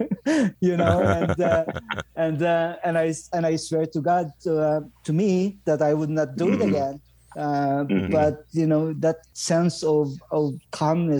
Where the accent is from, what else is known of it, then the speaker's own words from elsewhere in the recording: northern Philippines, Philippines; moved away as an adult; also born or lived in London, United Kingdom; now in Ottawa, Canada; I was born in the Philippines, Howard, and I left home when I was 18 years old, I guess, 19